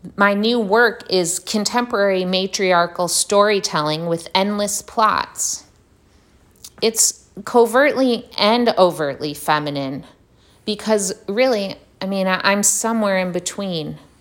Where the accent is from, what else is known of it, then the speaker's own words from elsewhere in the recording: Detroit, Michigan, United States; now in Brooklyn, New York, United States; I was born and raised in Detroit, or suburban Detroit